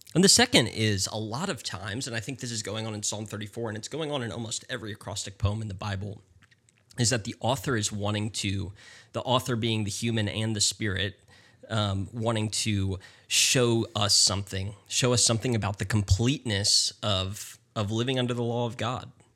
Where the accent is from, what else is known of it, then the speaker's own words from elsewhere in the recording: North Carolina, United States; moved away as an adult; also born or lived in Texas; now in Houston, United States; I'm originally from North Carolina